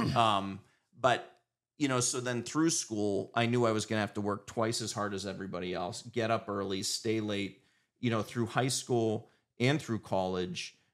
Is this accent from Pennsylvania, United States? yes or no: yes; Erie, Pennsylvania, United States; born and raised in Erie.